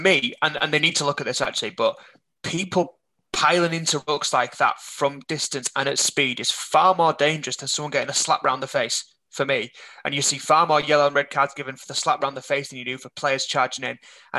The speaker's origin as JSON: {"language": "English", "region": "England", "country": "United Kingdom", "tie": "born there", "said": "I deliberately kicked out because I was born in England?"}